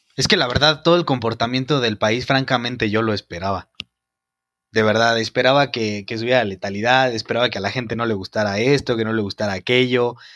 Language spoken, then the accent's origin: Spanish; Mexico